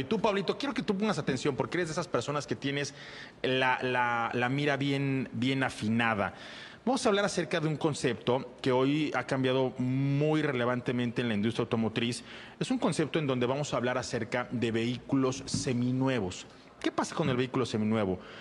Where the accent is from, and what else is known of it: Mexico